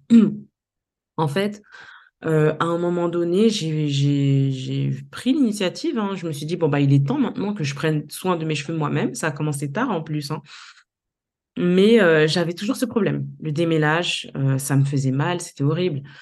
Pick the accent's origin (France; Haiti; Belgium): Haiti; Léogane, Ouest; born there; also born or lived in Port-au-Prince; J'ai pu découvrir ma ville natale, Léogane, que c'était un endroit extraordinaire, les provinces haïtiennes